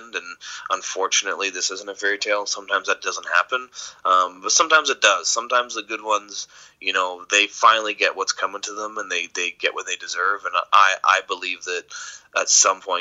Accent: Port Bruce, Ontario, Canada; So Port Bruce isn't even on some maps

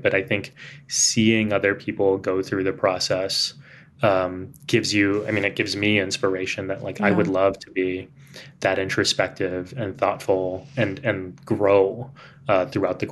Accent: San Antonio, Texas, United States; accent: Texan; now in New York City, United States; I was growing up in Texas

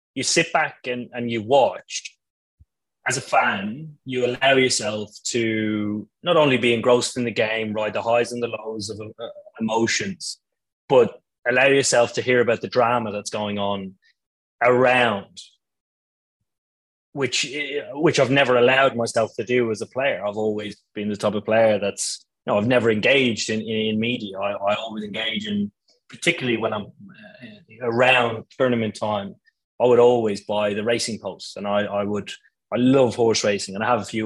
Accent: Ireland; moved away; also born or lived in London; my local club growing up in Ireland, and then when I moved to London, Finchley Cricket Club was that space

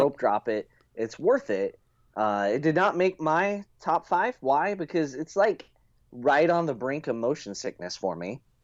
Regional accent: United States; As an American

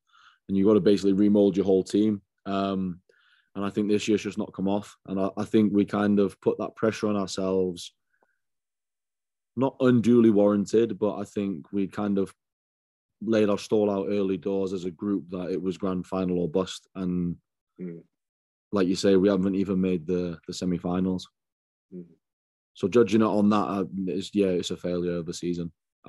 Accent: Trowbridge, South West England, United Kingdom; born there; also born or lived in Hong Kong / Northern Ireland / Canada / Germany; I was born in Trowbridge, down in Wiltshire. And then we went to Hong Kong. My sister was born there. Then after that, we went to Northern Ireland, then to Canada, then to Germany, and then finally to the South Wales.

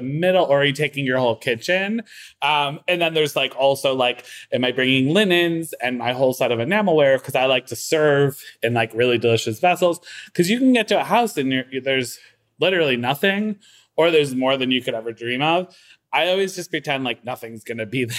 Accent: Waterbury, Connecticut, United States; now in Brooklyn, United States; I'm from Waterbury

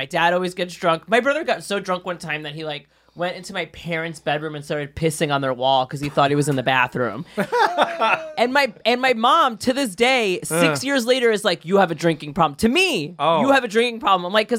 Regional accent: Brooklyn, New York, United States; Brooklyn, Bay Ridge.

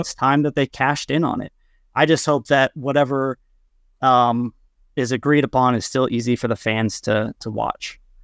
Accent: Kansas, United States; from Kansas, as a Midwesterner

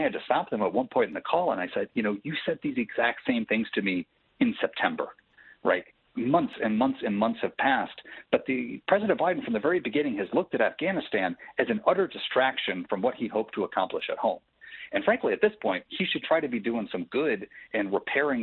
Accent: Michigan, United States; I'm from Michigan.

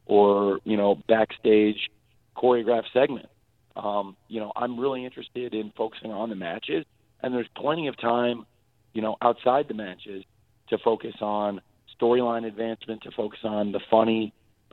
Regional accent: Jacksonville, Florida, United States; my hometown of Jacksonville

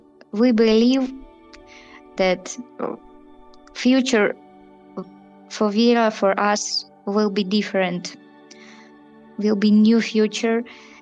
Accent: Ukraine; English is a second language; moved away as an adult; now in Przemyśl, Poland; I don't feel that I'm very far from Ukraine because I'm on the border and I hear Ukrainian language every day.

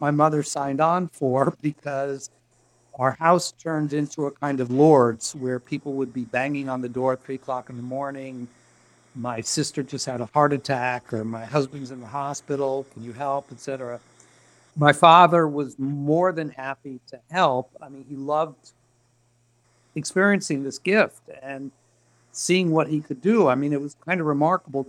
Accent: Miami, Florida, United States; I grew up in Miami

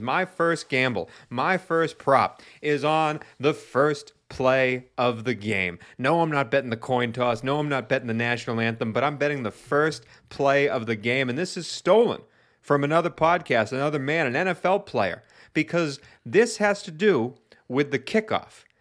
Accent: New England, United States; I hail from New England

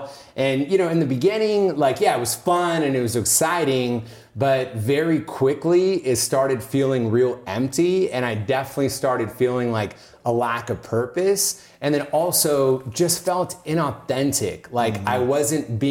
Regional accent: Oakland, California, United States; moved away as an adult; now in Los Angeles, United States; I grew up in Northern California. I grew up in like this conservative Indian household. So Oakland, Oakland area.

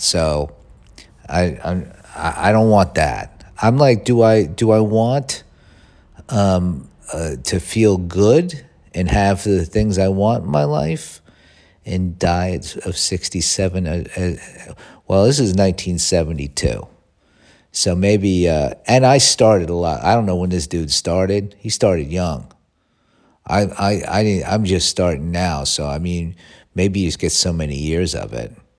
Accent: United States

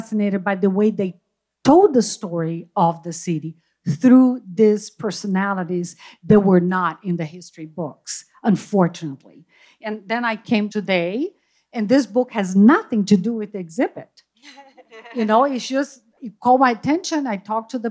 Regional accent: Rio de Janeiro, Brazil; moved away as an adult; now in Mission Viejo, United States; I'm originally from Rio, Brazil, but I've been living here in Mission

